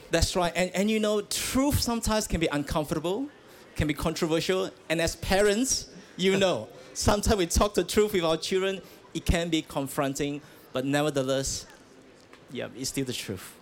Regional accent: Malaysia; I grew up in Malaysia

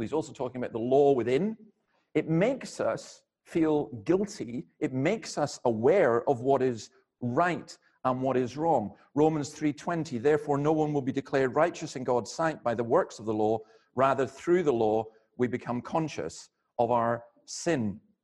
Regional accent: Scotland, United Kingdom; I'm not from around here. I'm from Scotland.

